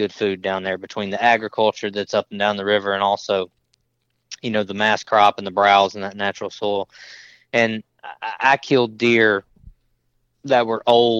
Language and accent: English; Mississippi, United States; I grew up in Mississippi and I grew up, on a big camp running dogs